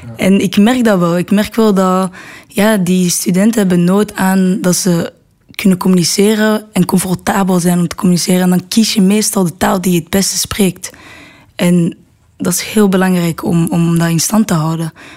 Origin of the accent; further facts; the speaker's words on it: Brussels, Brussels-Capital Region, Belgium; also born or lived in Netherlands; ik ben opgegroeid in Brussel